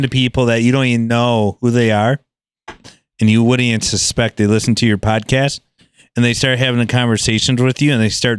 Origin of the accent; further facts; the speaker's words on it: Michigan, United States; I'm from Michigan